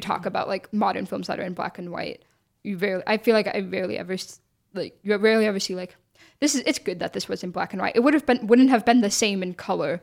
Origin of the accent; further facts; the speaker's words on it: United States; us as like American viewers